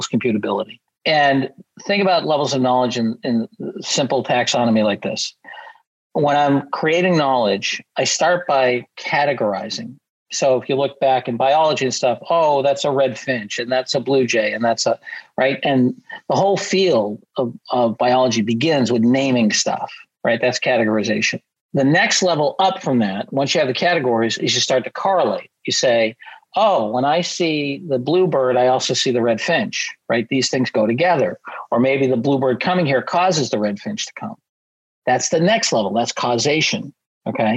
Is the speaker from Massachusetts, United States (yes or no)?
yes; Massachusetts, United States; I'm from Massachusetts where we get some pretty bad drivers.